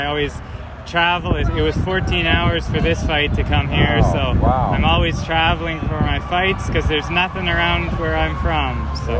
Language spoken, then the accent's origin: English; Saskatchewan, Canada; I'm from Saskatchewan, Canada, small town. I train in Yorkton Martial Arts.